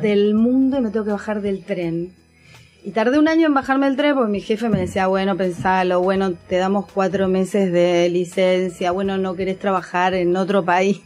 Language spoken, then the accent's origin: Spanish; Ushuaia, Tierra del Fuego, Argentina; yo soy de Ushuaia, de Tierra del Fuego